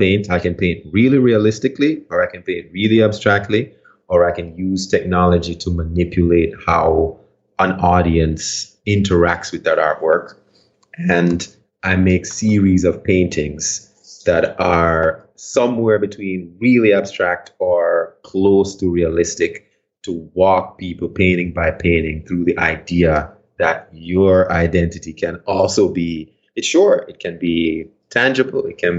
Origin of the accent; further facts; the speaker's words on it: Stony Hill, Saint Andrew, Jamaica; Again, remember, I'm from Jamaica. I'm from this hill in Jamaica.